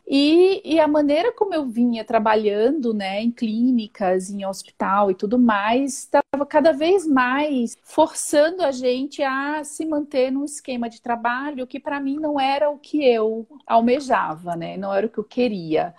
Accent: Recife, Pernambuco, Brazil; moved away as an adult; now in São Paulo, Brazil; sou natural de Recife, Pernambuco, mas eu moro aqui em São Paulo há 15 anos

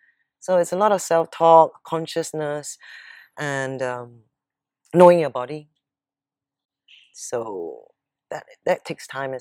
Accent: Singapore; I'm also Singaporean

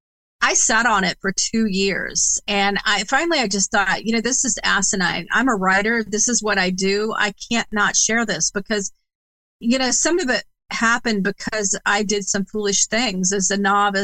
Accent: Indiana, United States; also born or lived in Massachusetts; bringing me from Massachusetts to Indiana, which is my home state

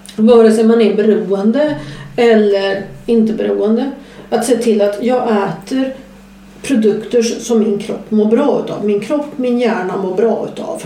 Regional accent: southern Skåne, Sweden; jag kommer från södra Skåne

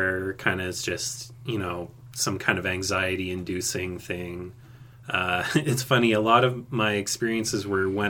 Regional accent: Montreal, Quebec, Canada; moved away as an adult; also born or lived in Athens, Greece; now in southern Ontario, Canada; I moved back to Canada with my mom when I was 2. And I lived around Montreal, Quebec. And now I've been living in southern Ontario for about 6 years.

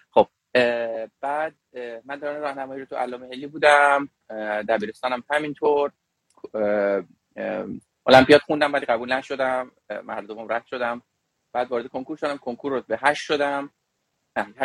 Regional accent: Tehran, Iran; born there; also born or lived in Shiraz / Kerman; من تو تهران متولد شدم مثل این چیزا هست در سال 1364 در, در خانواده فلان فلان متولد شدم دوران کودکی را تو تهران متولد شدم

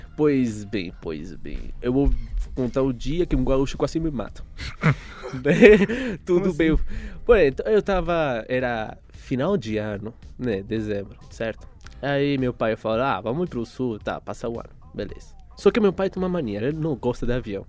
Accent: Venezuela; first language Spanish; Portuguese is a second language; now in Brazil; Eu sou venezuelano, certo? Ou seja, eu falo espanhol

